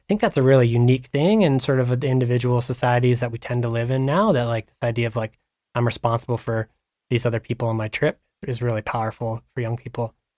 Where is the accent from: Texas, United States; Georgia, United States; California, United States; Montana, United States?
Montana, United States; Havre; I grew up in Haver, Montana, up on the High Line